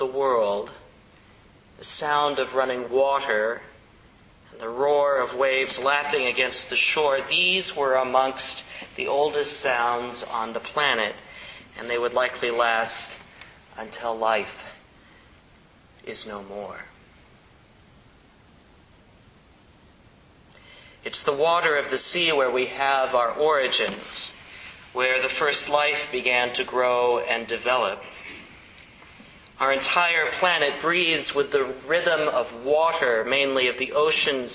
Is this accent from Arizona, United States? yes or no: no; Kansas, United States; now in San Francisco, United States; a guy who grew up in the Midwest, right? Closest edge we had growing up in Midwestern Kansas was an alfalfa field